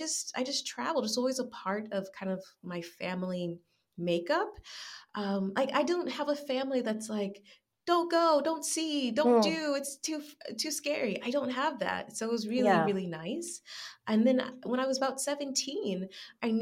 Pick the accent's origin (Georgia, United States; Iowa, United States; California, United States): Georgia, United States; Atlanta; accent: American; moved away as an adult; also born or lived in La Rioja, Spain; now in Spain; I'm from Atlanta